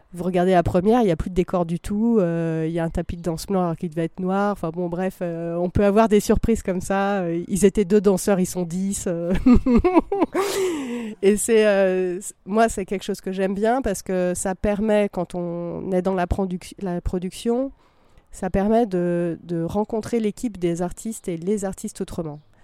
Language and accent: French; Vercors, Drôme, Auvergne-Rhône-Alpes, France; je viens du, du Vercors, de la Drôme